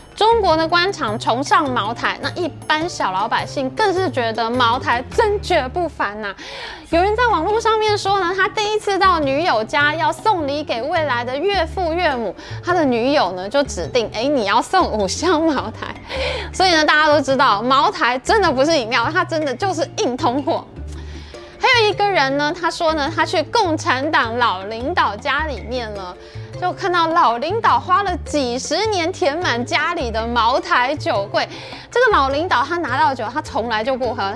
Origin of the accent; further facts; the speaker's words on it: Taiwan; 我们台湾人